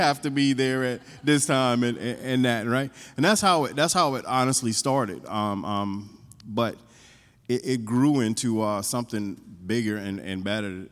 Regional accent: North Carolina, United States; moved away; I grew up in North Carolina

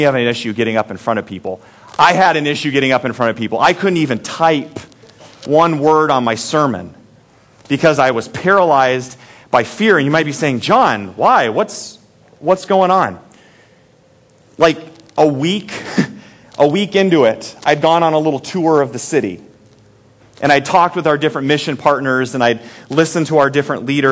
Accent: Story City, Iowa, United States; I'm from Story City

